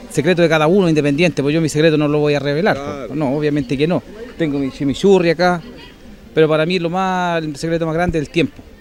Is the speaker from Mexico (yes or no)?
no; Santiago, Santiago Metropolitan Region, Chile; now in Yerbas Buenas, Chile; Nosotros somos de Santiago, pero nos vinimos hace un par de años a vivir a Yerbas Buenas.